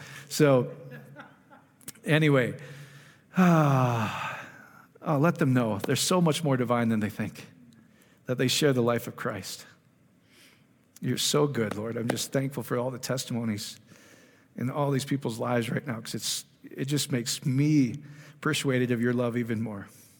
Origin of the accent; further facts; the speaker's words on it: Iowa, United States; So I'm slow from Iowa, but I finally get it.